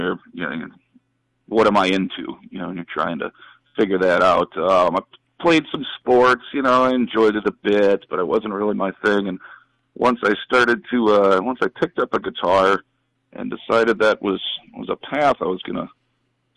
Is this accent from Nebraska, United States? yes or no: no; Northfield, Minnesota, United States; moved away as an adult; born and raised. Born in the old Northfield Hospital over there